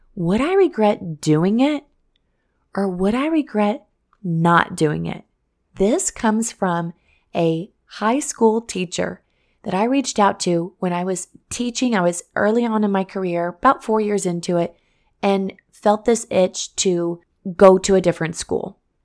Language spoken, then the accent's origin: English; Missouri, United States; born or raised there; moved away as an adult; now in Florida, United States